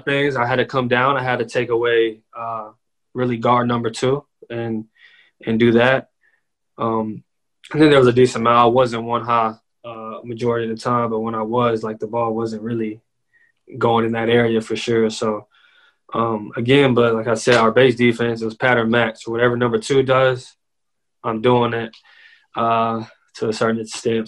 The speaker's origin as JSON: {"language": "English", "town": "Dallas", "region": "Texas", "country": "United States", "tie": "born or raised there", "also_born_or_lived": "Cibolo, Texas", "said": "I was born in Dallas before I transitioned to Cibolo."}